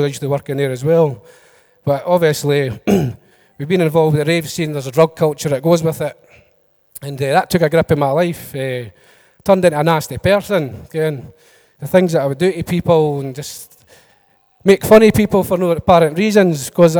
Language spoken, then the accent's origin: English; Edinburgh, Scotland, United Kingdom; I come from Leith in Edinburgh.